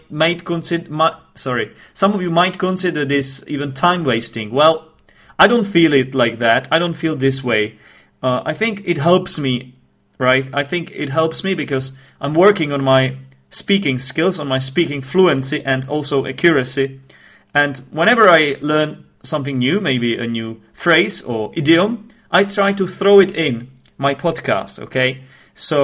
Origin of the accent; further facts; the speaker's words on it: Czechia; first language Czech; English is a second language; I am actually from the Czech Republic.